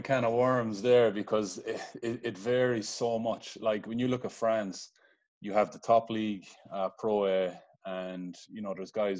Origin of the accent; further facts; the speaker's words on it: Limerick, Munster, Ireland; moved away as an adult; also born or lived in United States; now in Dublin, Ireland; I'm originally from Limerick City, Ireland, currently living in Dublin, Ireland, but it was about a 15 or 16 year gap in the middle between leaving Limerick. I spent 9 years in America between high school and college.